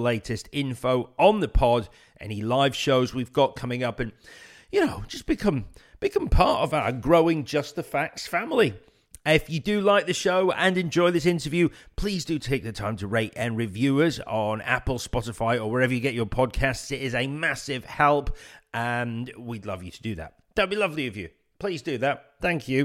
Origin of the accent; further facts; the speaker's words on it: Leeds, Yorkshire and the Humber, United Kingdom; moved away as an adult; now in London, United Kingdom; Leeds born and bred